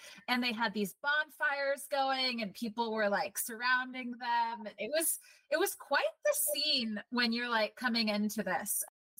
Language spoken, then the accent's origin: English; Seattle, Washington, United States; So I'm from Seattle, Tranos.